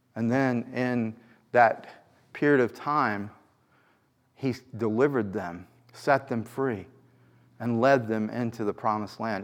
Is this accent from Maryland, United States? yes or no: no; New York, United States; as a New Yorker